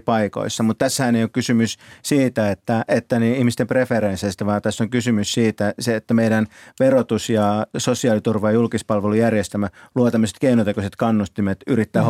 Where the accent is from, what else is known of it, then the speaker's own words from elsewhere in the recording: Kouvola, Kymenlaakso, Finland; now in Helsinki, Finland; lapsena kun asuin itse Kouvolassa